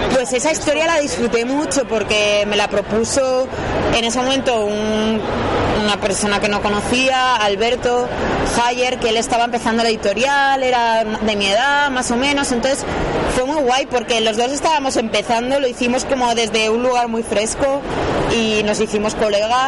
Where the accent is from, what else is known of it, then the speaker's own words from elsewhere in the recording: Valencia, Valencian Community, Spain; yo soy de Valencia, justo de un barrio que Benimaclet